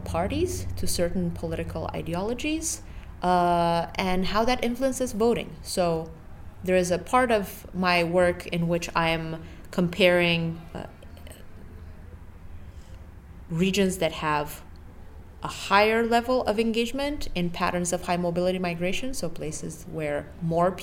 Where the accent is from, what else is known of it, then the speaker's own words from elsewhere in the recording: Bucharest, Romania; moved away as an adult; now in United States; I'm European, and I'm originally from Bucharest, Romania, and I came to the U.S. For my undergraduate education.